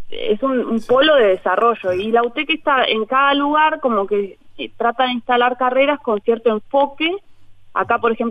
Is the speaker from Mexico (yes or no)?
no; Montevideo, Uruguay; moved away as an adult; now in Durazno, Uruguay; Yo soy montevideana. bien soy montevideana y bueno, aposté a irme al interior.